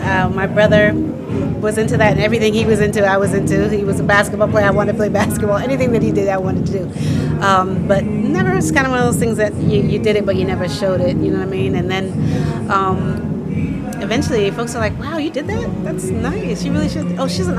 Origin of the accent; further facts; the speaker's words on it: Boston, Massachusetts, United States; Boston, Massachusetts.